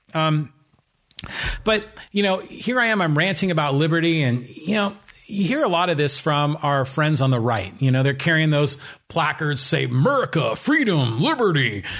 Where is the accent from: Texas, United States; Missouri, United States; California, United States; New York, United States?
California, United States; San Francisco Bay Area; I grew up in the San Francisco Bay Area